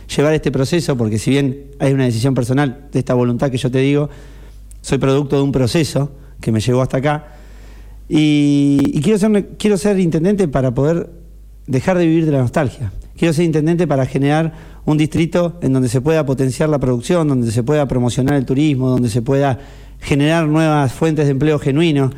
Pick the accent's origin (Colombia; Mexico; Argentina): Argentina; Necochea, Buenos Aires Province; soy necochense y porque eh, la vivo desde mucho tiempo, yo la elegí